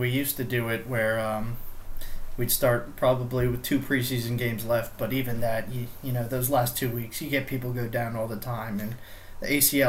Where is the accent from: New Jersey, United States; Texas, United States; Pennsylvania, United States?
Pennsylvania, United States; Philadelphia; we are all from Philadelphia